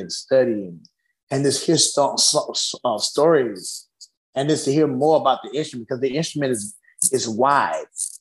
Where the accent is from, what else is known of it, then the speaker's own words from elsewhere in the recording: United States; I was raised in America